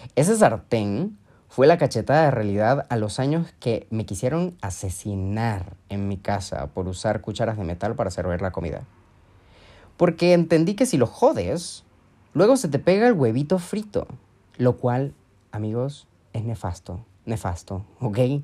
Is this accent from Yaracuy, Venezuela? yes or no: no; Mérida, Venezuela; moved away as an adult; also born or lived in Ecuador; now in Madrid, Spain; Soy de Venezuela, específicamente de una ciudad llamada Mérida, y desde 2016 he emigrado y vivido en diferentes países. Actualmente vivo en Madrid